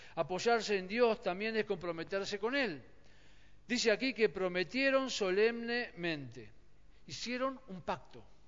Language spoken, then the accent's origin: Spanish; Argentina; Nosotros somos, Argentina es un país eh, profundamente católico en su mayoría